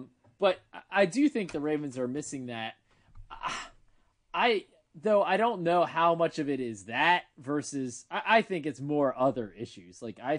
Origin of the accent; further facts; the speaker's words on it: Ohio, United States; I grew up in Ohio. I've seen this story before.